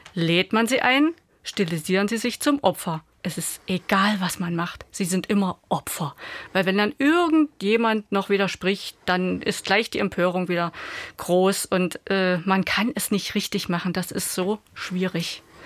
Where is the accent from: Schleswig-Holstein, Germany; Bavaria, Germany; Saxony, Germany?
Saxony, Germany; Ostritz; mein Heimatort, mein ehemaliger Ostritz